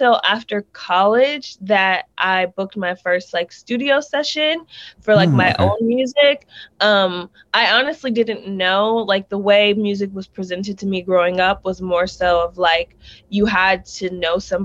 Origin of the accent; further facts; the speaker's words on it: Chino Hills, California, United States; also born or lived in Georgia / New Jersey / Los Angeles; Originally from Chino Hills. Currently live